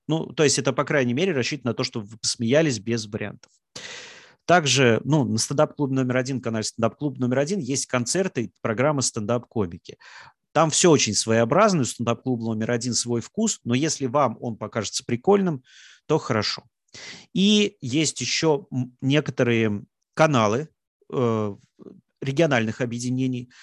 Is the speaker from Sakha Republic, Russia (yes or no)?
no; Samara, Samara Oblast, Russia; я из Самары, там есть очень хорошие стендап-комики